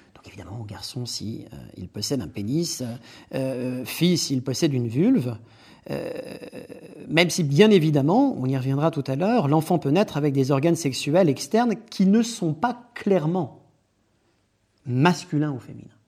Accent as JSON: {"language": "French", "country": "France", "also_born_or_lived": "Louvain-la-Neuve, Belgium", "said": "Je suis français"}